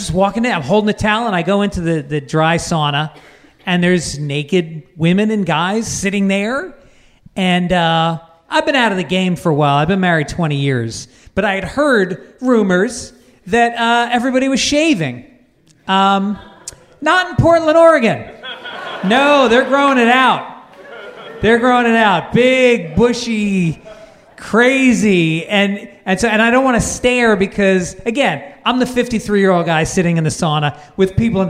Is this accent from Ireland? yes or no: yes; Ireland; I'm just Irish, I'm pasty white, like the splatterings of freckles.